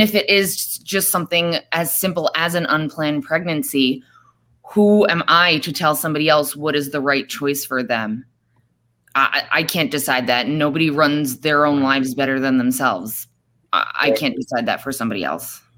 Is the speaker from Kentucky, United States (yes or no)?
no; New York, United States; also born or lived in Florida; now in Arizona, United States; I am originally from New York. Um, I moved to Arizona about a little over two years ago